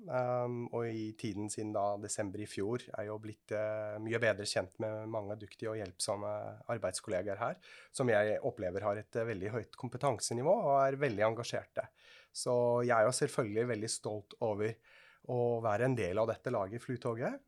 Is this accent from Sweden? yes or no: no; Switzerland; now in Norway; Jeg er fra Sveits.